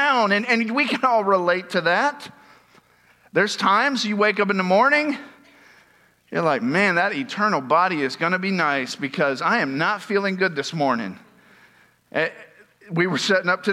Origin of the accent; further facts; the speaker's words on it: Tampa, Florida, United States; I'm from Tampa